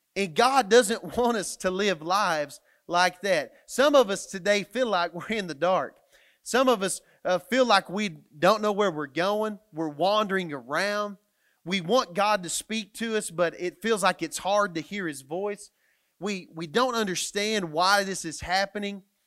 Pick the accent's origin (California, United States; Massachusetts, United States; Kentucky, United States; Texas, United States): Texas, United States; Matador; moved away as an adult; now in Canyon, United States; I was coming to a place where I was gonna move away from my hometown, which was Matador, Texas